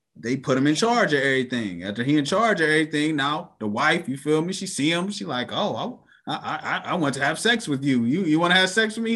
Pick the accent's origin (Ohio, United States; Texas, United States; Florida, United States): Ohio, United States; Cleveland; I'm from Cleveland.